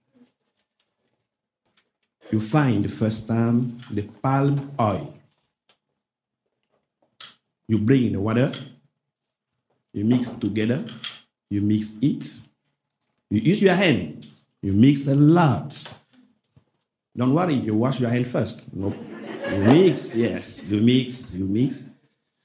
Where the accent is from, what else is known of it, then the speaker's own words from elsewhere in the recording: Cameroon; first language French; English is a second language; moved away; I am from Cameroon.